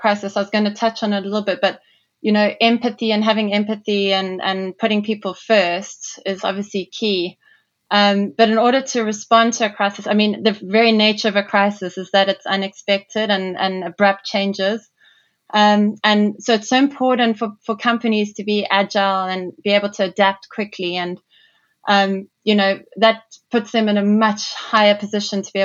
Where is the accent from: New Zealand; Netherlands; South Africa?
South Africa; Durban, KwaZulu-Natal; moved away as an adult; also born or lived in London, United Kingdom / Toronto, Canada; From South Africa originally, as you can hear, I was born in Durban on the east coast of South Africa.